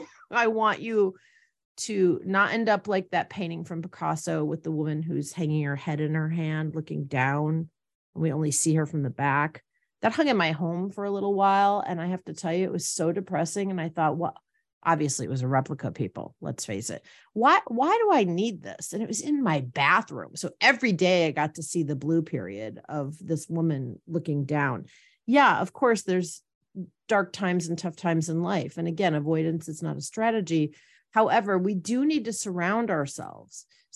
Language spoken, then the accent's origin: English; Wisconsin, United States; I used to feel like when I went back to my home state, for those of you that don't recall, it's Wisconsin. And I used to say it as if I was from Wisconsin.